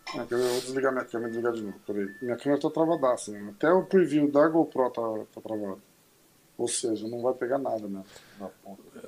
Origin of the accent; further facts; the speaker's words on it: Brazil; sou brasileiro